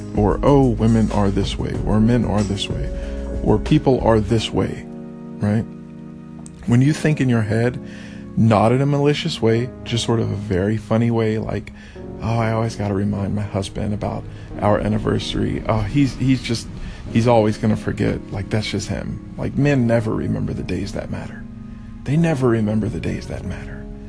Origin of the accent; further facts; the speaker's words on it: Texas, United States; I come from Texas. I come from the South. This is how I was raised.